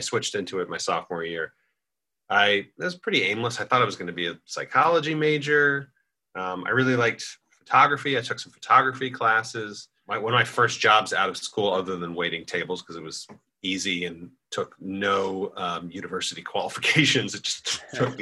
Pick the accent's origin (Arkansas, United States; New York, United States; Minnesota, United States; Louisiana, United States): New York, United States; Scarsdale; moved away as an adult; now in Chicago, United States; I was born in Scarsdale, New York, which is a suburb of New York City